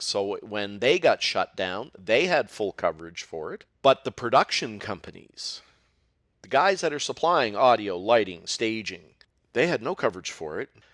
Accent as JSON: {"language": "English", "town": "Halifax", "region": "Nova Scotia", "country": "Canada", "said": "I am from Halifax, Nova Scotia, the land of mussels and seafood"}